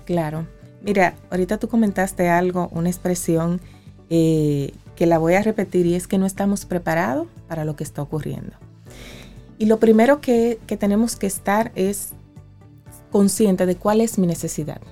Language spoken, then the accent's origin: Spanish; Dominican Republic; en mi país como República Dominicana